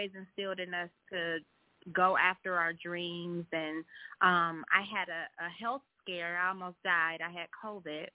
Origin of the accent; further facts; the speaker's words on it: Cleveland, Ohio, United States; I'm from Cleveland